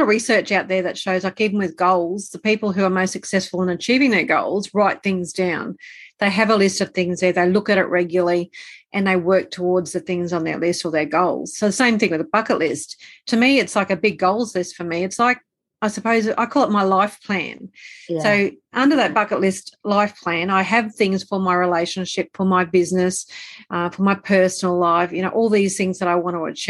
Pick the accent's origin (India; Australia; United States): Australia; also born or lived in Brisbane, Australia; I'm Australian. I live in Australia, so you can probably tell by the accent.